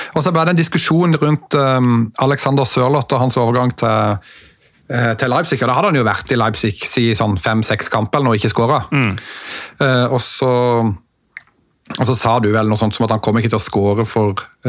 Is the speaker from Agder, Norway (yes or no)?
yes; Mandal, Agder, Norway; jeg er jo fra Mandal